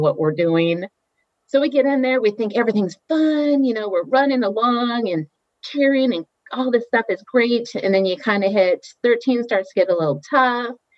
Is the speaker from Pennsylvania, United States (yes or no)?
no; Ketchikan, Alaska, United States; moved away as an adult; also born or lived in Oregon / Boston; grew up in Alaska, a little town called Ketchikan in southeast Alaska